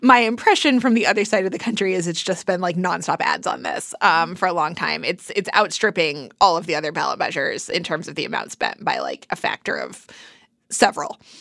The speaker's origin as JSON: {"language": "English", "region": "Kansas", "country": "United States", "said": "I'm actually from Kansas"}